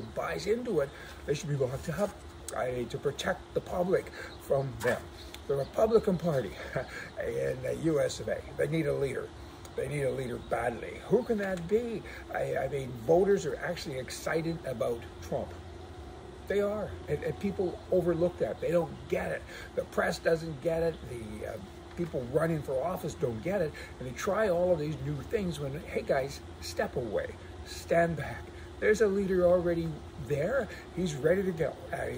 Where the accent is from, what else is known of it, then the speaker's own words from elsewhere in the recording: Canada; our country, to Canada